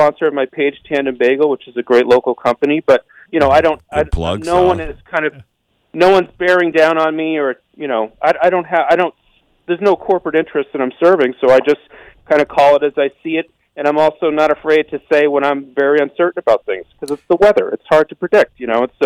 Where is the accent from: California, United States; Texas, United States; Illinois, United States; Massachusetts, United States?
Massachusetts, United States; Eastern; I grew up in Eastern Mass, and I grew up in the blizzard of 78